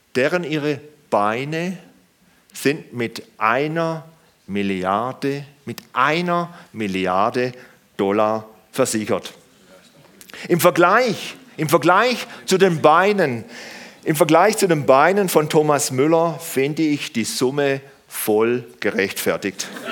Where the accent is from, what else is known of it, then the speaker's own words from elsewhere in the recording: Germany; wir Deutschen, wir Deutschen